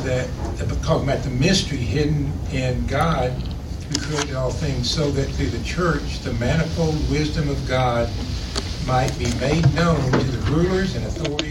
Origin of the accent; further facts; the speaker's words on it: Fort Smith, Arkansas, United States; Fort Smith, Arkansas.